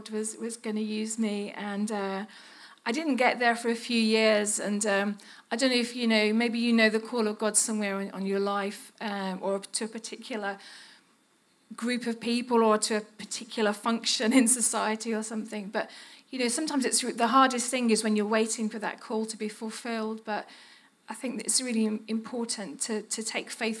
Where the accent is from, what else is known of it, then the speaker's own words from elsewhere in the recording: Birmingham, West Midlands, United Kingdom; accent: Brummie; moved away as an adult; now in Serbia; I was just a Brummie, still am. I dealt with my accent a little bit, but it won't go away completely